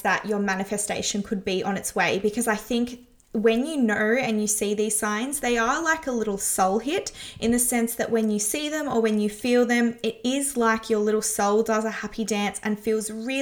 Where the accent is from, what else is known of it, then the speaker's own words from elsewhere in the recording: Melbourne, Victoria, Australia; the streets of my hometown